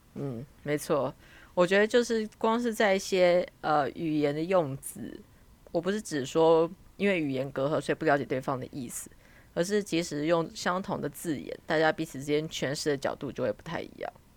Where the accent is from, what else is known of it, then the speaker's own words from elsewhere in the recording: Taiwan; moved away as an adult; now in United Kingdom; 作为台湾人最大的好处大概就是介于两者之间